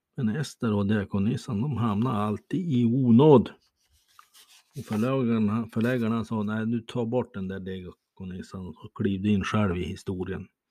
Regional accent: Bäckmyran, Sweden; moved away; Jag hade en gång ett hem i den trådsmala byn Bäckmyran. Rödmålat torp. Ja, där sprang jag omkring

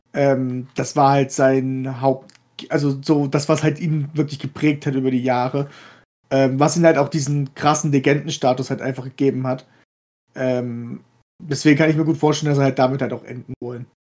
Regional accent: Germany; hier bei uns in Deutschland

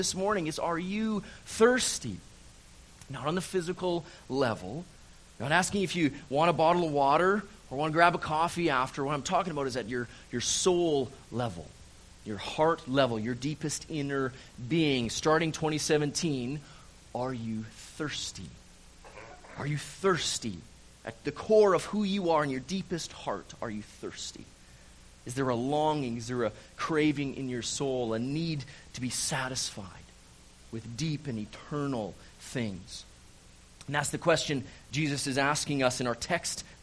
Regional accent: Calgary, Alberta, Canada; moved away as an adult; also born or lived in Vancouver Island / Maple Ridge, British Columbia; now in Kelowna, Canada; I'm from Calgary, born and raised, Calgary, Alberta.

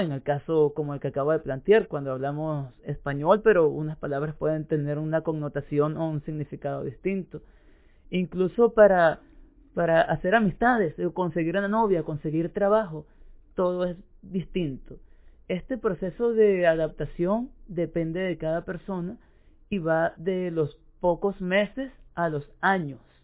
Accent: Venezuela; moved away as an adult; now in Uruguay; como yo que emigré de Venezuela a Uruguay

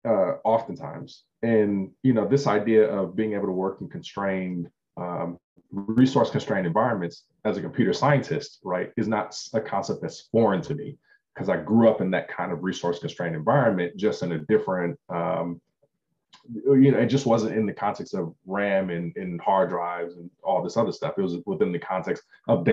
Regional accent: Compton, California, United States; I grew up poor in Compton.

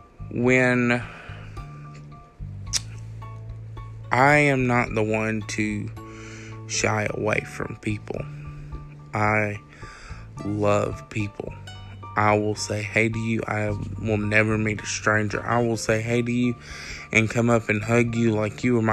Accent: Jones County, Georgia, United States; the Jones County community. We all know each other

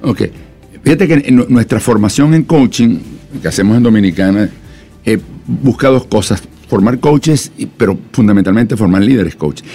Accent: Venezuela; moved away; also born or lived in Colombia; yo soy venezolano de origen, también tengo nacionalidad colombiana

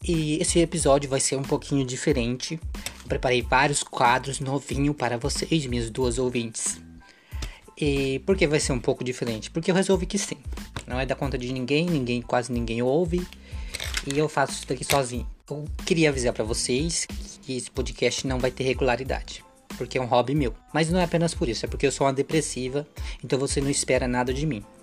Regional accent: Brazil; a gente é brasileira

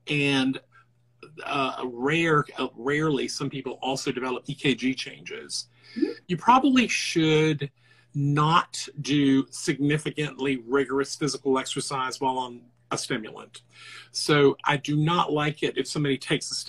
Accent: the South, United States; I'm from the South

